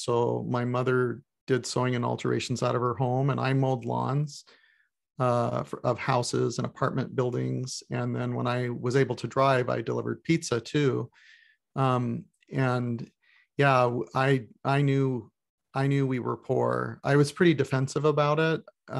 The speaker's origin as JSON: {"language": "English", "town": "Goshen", "region": "Indiana", "country": "United States", "tie": "born there", "said": "I was born in Goshen, Indiana."}